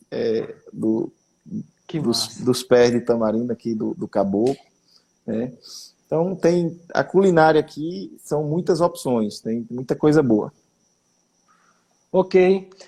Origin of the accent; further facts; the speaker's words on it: Gravatá, Pernambuco, Brazil; now in Caruaru, Brazil; Eu sou de Gravatar, eu sei dessa